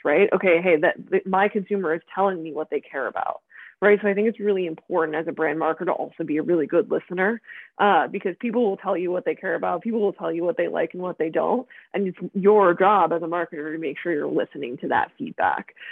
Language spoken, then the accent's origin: English; outside Philadelphia, Pennsylvania, United States; moved away as an adult; now in Venice, California, United States; I grew up outside Philadelphia in Pennsylvania